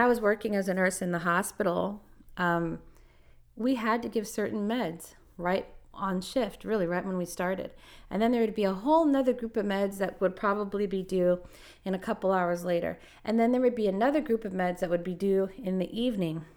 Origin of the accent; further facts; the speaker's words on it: Los Angeles, California, United States; moved away; I'm from Los Angeles